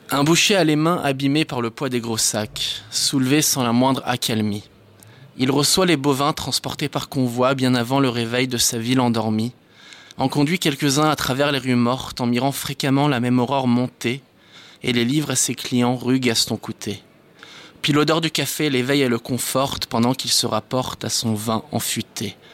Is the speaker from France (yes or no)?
yes; France; also born or lived in Israel; suis français d'origine israélienne. J'ai grandi en Israël et en France. Et euh, j'ai pas mal bougé dans ma vie, donc euh, je ne sais pas exactement d'où je viens